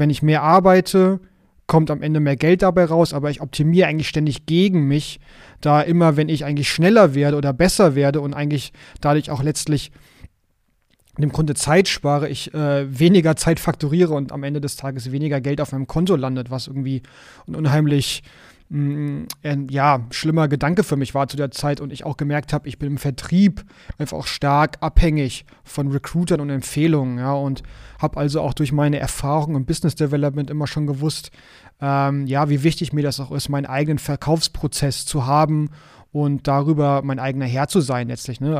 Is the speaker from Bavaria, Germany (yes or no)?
no; Hamburg, Germany; ich komme aus Hamburg